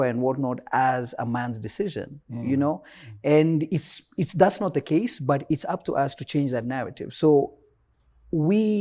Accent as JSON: {"language": "English", "region": "Nairobi", "country": "Kenya", "tie": "born or raised there", "also_born_or_lived": "Mombasa", "said": "then we came to Nairobi"}